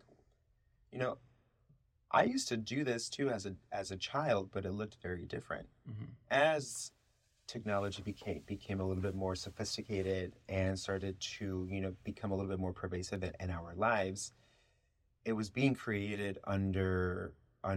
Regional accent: Chicago, Illinois, United States; first language Spanish; English is a second language; moved away as an adult; my experience growing up in Chicago

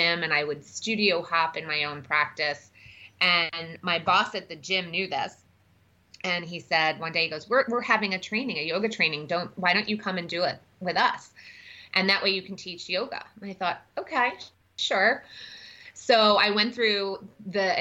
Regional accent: New York, United States; moved away as an adult; also born or lived in Washington, D.C.; now in Madison, United States; I grew up in New York and then I moved to D.C. right out of college and bounced around a little bit.

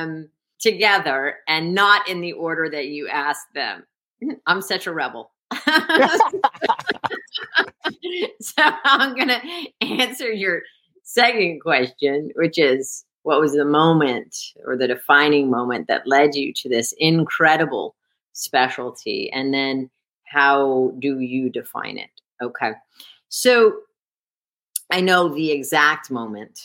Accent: Scarsdale, New York, United States; moved away; I grew up in Scarsdale, New York

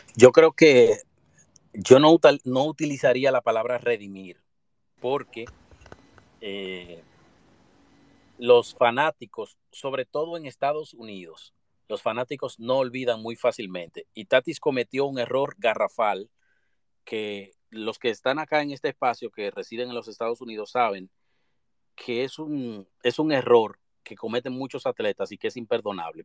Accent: Dominican Republic; todos como dominicanos

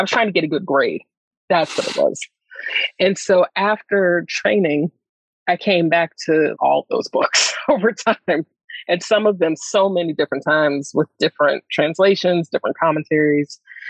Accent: the South, United States; like, you know, like Black, Southern, you know what I mean? It's like growing up in the South, like people are not cool with talking about mysticism in this way.

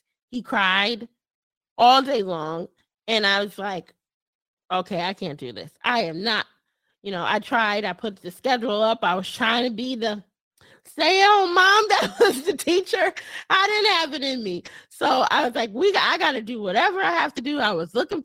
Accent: Connecticut, United States; moved away as an adult; now in Texas, United States; I'm from Connecticut

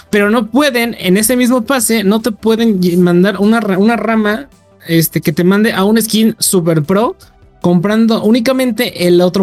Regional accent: Mexico; el podcast somos mexicanos, las tres

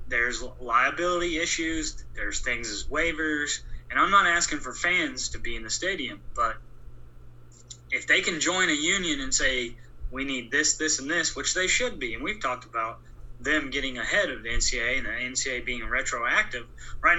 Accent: outside of St. Louis, Missouri, United States; I grew up in Missouri, right? I'm big in, outside of St. Louis, a small town

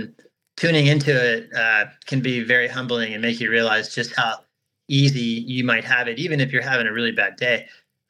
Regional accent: Florida, United States; also born or lived in Colorado; I moved from my home state of Florida

